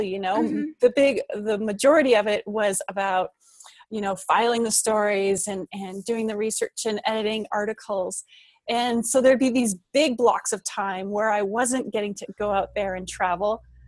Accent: British Columbia, Canada; I grew up in British Columbia

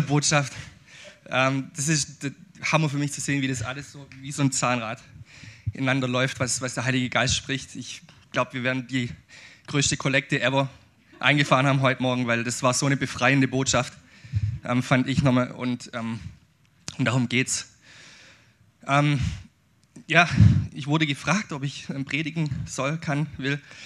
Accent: Aidlingen, Baden-Württemberg, Germany; ich bin schwäbischer Ureinwohner. Ich komme aus Eidlingen

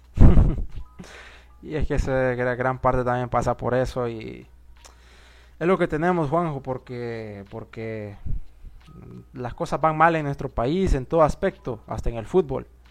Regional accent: Honduras; que somos hondureños

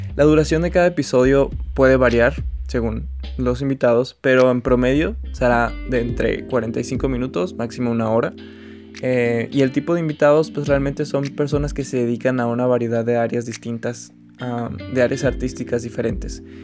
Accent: Agua Prieta, Sonora, Mexico; moved away as an adult; now in Hermosillo, Mexico; actualmente estoy en Agua Prieta, mi ciudad natal, aunque yo resido en Hermosillo ya desde hace un tiempo

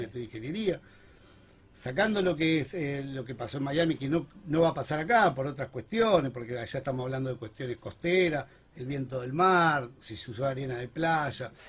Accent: Rosario, Santa Fe, Argentina; como rosarino

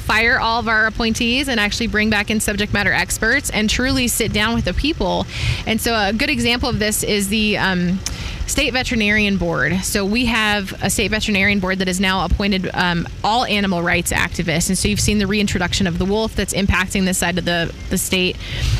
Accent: Longmont, Colorado, United States; also born or lived in Greeley, Colorado; now in Peyton, United States; So I was born in Greeley and I grew up in Longmont, but now I ranch out by Colorado Springs. So I'm in Peyton, Elber area.

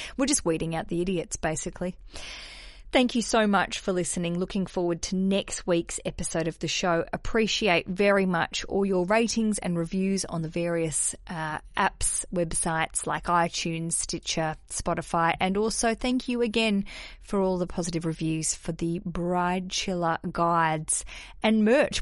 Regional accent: Australia; now in London, United Kingdom; I am an Aussie

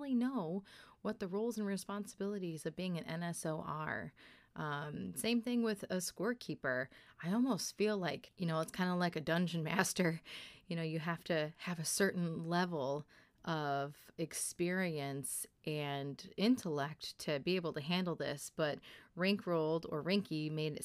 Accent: Kalkaska, Michigan, United States; I hail from Kalkaska, which is the Small Town Outlaws

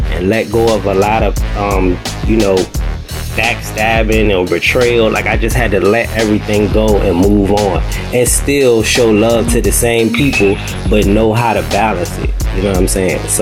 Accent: New York City, New York, United States; Grew up on the West Side. Okay, West Side, Manhattan.

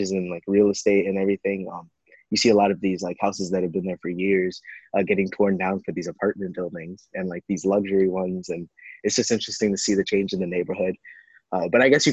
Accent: New York City, New York, United States; moved away as an adult; I was born and raised in Queens, New York.

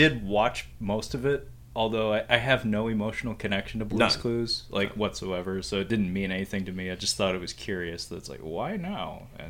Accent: United States

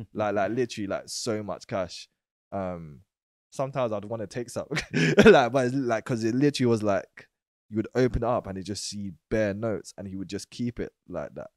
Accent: London, United Kingdom; I was born in Woolworth Road, East Street Market, but then I moved to Old Kent Road. But o, I went to a primary school in Old Kent Road

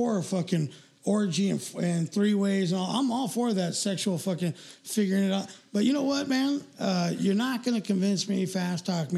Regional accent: Redondo Beach, California, United States; we grew up in Redondo

